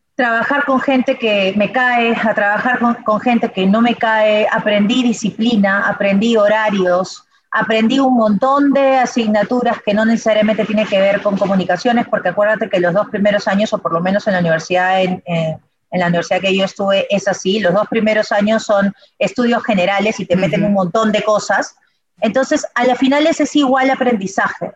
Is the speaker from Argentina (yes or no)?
no; Peru; soy peruana